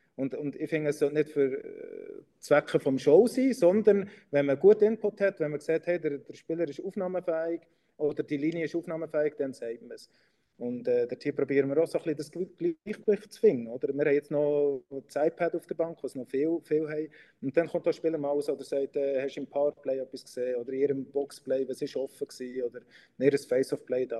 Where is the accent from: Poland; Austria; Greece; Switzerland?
Switzerland; ich Schweizer bin